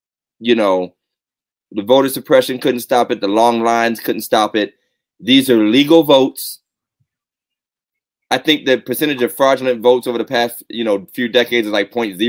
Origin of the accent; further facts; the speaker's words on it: Southington, United States; growing up in Southington and moving there when I was going to the sixth grade, which is a formative year